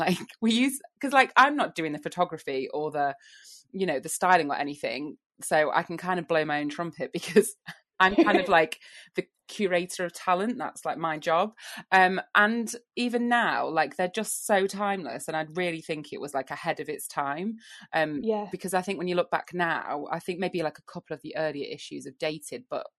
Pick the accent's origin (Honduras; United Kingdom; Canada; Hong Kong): United Kingdom; Lincoln, East Midlands; I'm from Lincoln